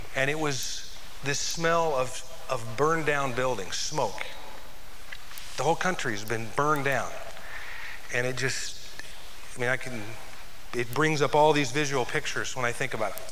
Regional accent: United States

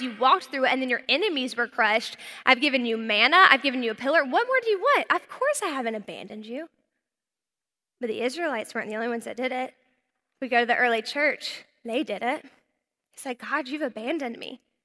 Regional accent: North Carolina, United States; moved away; I was from North Carolina, I was a Southern belle

